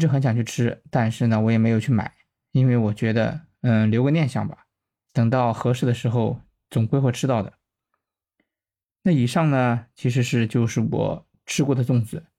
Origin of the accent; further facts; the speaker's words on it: Shandong Peninsula, China; 我呢是出生在山东半岛的一个小镇上，这个镇的经济还可以，自称为齐鲁五大古镇之一。